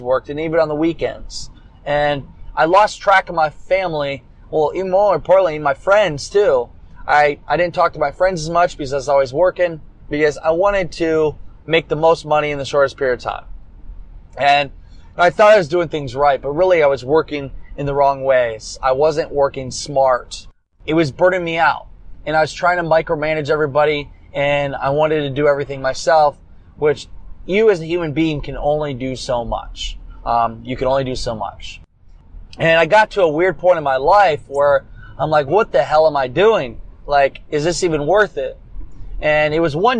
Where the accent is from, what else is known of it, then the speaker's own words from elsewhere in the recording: United States; also born or lived in Dubuque, Iowa; I was gonna have to stay in Dubuque, Iowa, an hour away from my hometown for a while